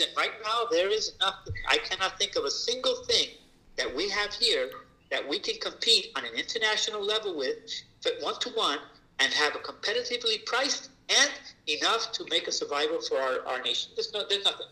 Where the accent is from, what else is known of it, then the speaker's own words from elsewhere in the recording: New York City, New York, United States; I am a Puerto Rican raised in the South Bronx